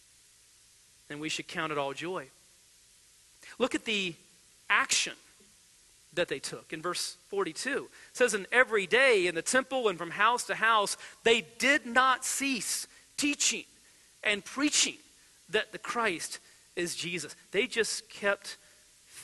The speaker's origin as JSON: {"language": "English", "country": "United States", "said": "as American believers"}